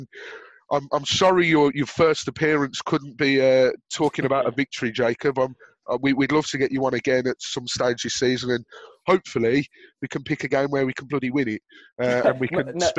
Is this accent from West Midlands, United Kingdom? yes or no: yes; Birmingham, West Midlands, United Kingdom; we'll be talking about the Birmingham City results, and hopefully we can get one over my hometown team